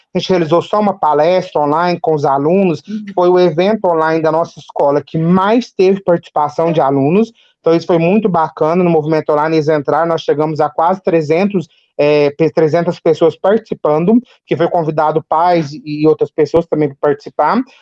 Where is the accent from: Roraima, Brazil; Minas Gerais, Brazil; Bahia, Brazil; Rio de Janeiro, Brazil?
Minas Gerais, Brazil; Capinópolis; also born or lived in Ituiutaba; eu sou de, do Triângulo Mineiro, de Minas Gerais, da cidade de Capinópolis